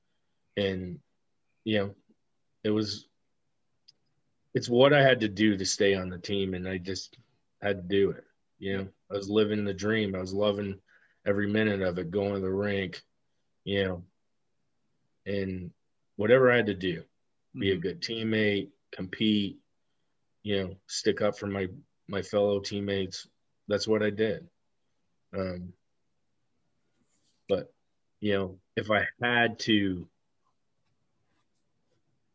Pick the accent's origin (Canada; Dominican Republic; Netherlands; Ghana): Canada; Amherstburg, Ontario; moved away as an adult; I'm from Amherstburg.